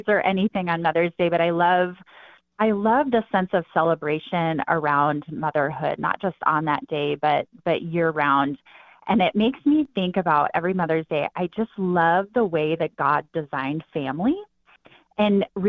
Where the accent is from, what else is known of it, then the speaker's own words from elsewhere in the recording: northwest Wyoming, United States; I grew up in Wyoming, in the northwest corner of Wyoming.